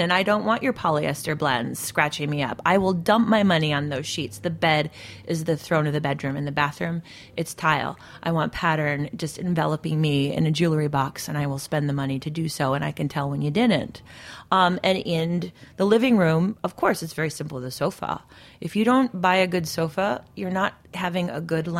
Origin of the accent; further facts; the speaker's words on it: Midwest, United States; I come from the Midwest